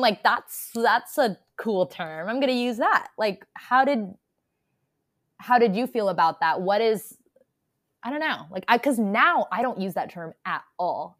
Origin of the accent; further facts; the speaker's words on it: United States; I'm an Indian American